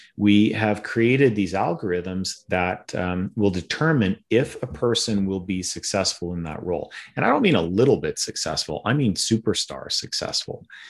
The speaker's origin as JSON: {"language": "English", "area": "town on the Alberta-Saskatchewan border", "region": "Western Canada", "country": "Canada", "tie": "born or raised there", "also_born_or_lived": "Philadelphia", "moved": "as an adult", "said": "I'm from Western Canada originally. Grew up in a little town of 500 people in the middle of absolutely nowhere"}